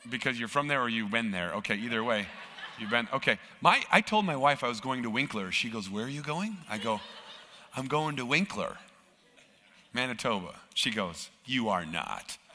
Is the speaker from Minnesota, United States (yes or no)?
yes; Minnesota, United States; now in Canada; now, I'm from Minnesota, uh, which is in the U.S and it's technically part of Canada. so, this weather that you're having uh, right now, minus 25, it sort of feels like home to me.